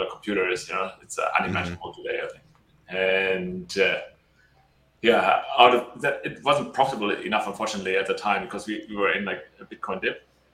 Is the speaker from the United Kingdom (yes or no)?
no; Germany; moved away as an adult; also born or lived in United Arab Emirates / China / Australia / Italy; I'm from Germany originally, and when I was 18, I started out, I built a fashion company, and then started studying in Germany and then some other places.